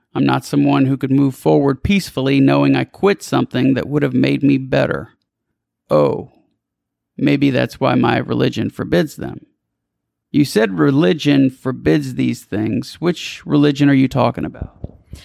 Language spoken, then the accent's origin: English; South Louisiana, United States; I'm from South Louisiana.